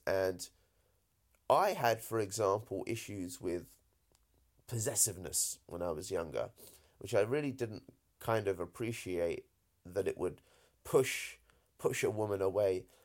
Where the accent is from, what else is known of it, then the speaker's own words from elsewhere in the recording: United Kingdom; accent: British; as British as I sound, my folks, uh, are Indian